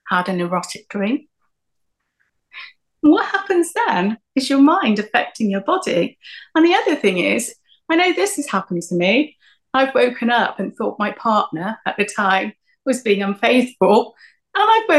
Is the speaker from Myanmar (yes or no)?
yes; Myanmar; moved away; because of my Eastern background, because I was from Myanmar.